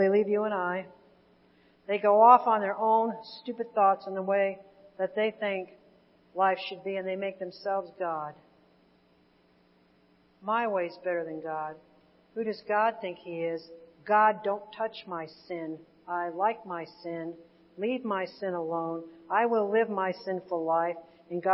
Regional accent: Indiana, United States; we're from Indiana

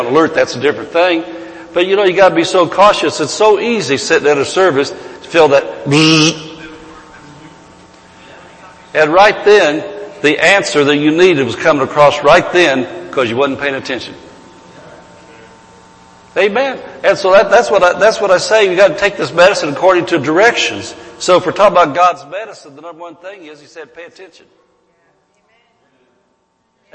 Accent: Centerville, United States; I was raised in Centerville

